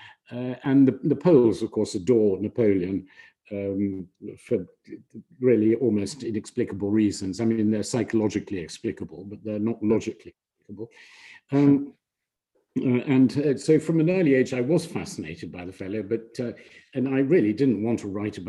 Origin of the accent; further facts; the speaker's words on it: United Kingdom; although I'm British and by naturalization, and I was brought up in Britain and educated there, I am of course fundamentally Polish.